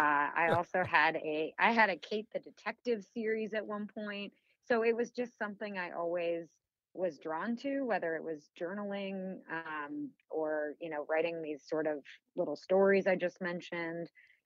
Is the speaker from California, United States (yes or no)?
no; Illinois, United States; I grew up in a suburb of Chicago. Haven't lived there in ages, but I still have family in the suburb that I grew up in, so I'm still back there pretty often.